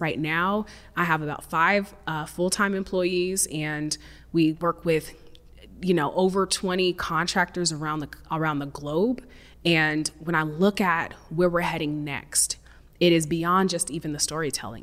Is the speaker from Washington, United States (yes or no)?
yes; Seattle, Washington, United States; I'm from Seattle